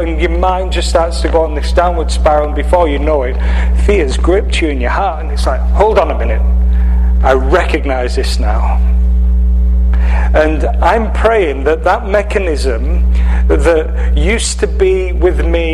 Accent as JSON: {"language": "English", "area": "Cumbria", "region": "North West England", "country": "United Kingdom", "accent": "English, northwest of England", "moved": "as an adult", "said": "From England. From the northwest of England. If you were looking at the map of England, you'd see Manchester, and then you'd see in the northwest a county called Cumbria"}